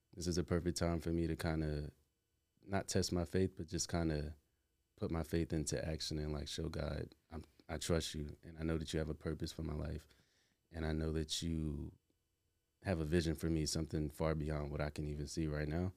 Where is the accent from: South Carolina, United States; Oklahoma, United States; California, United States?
South Carolina, United States; moved away as an adult; also born or lived in Atlanta; now in New York, United States; I'm originally from South Carolina